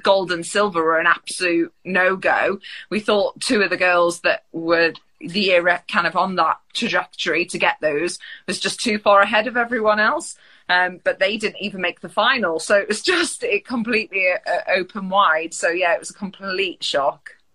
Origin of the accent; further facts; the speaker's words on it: Mansfield, East Midlands, United Kingdom; I grew up in Mansfield, which not many place, people have heard